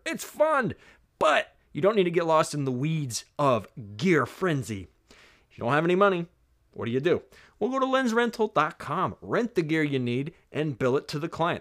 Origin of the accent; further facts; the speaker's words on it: the South, United States; I'm from the South. I say niche.